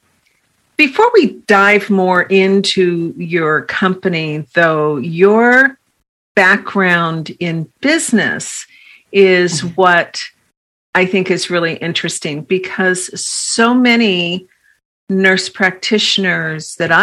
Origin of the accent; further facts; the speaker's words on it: San Francisco, California, United States; I grew up in San Francisco.